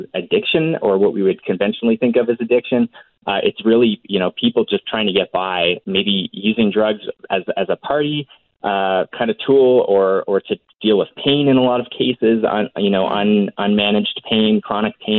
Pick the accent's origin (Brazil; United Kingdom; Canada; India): Canada; Alberta; growing up in Alberta